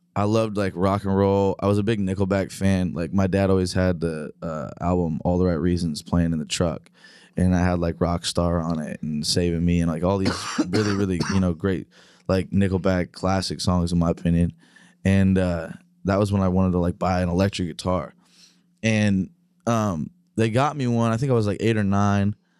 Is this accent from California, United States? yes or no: no; Terre Haute, Indiana, United States; now in Nashville, United States; I grew up up in the Midwest, up in Indiana